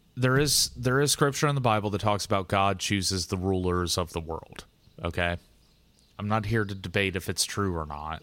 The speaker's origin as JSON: {"language": "English", "country": "United States"}